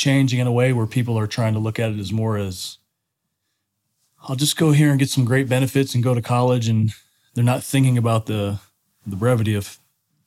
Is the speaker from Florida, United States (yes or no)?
yes; Daytona Beach, Florida, United States; I'm from Daytona Beach, Florida